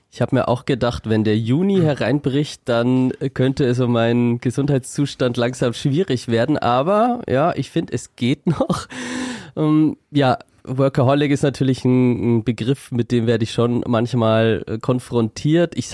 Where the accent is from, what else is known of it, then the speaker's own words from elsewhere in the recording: Schwabach, Bavaria, Germany; also born or lived in Nuremberg; Ja, ich wurde im schönen Nürnberg geboren und bin dort in der Nähe auch aufgewachsen bei Schwabach und bin dort in die Schule gegangen